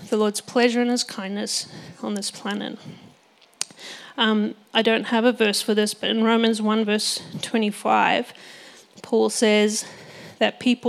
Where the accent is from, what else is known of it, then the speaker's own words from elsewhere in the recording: Botswana; I grew up in Botswana, which is a beautiful nation in Africa, and I was there for all of my childhood, and I never learned to speak Setswana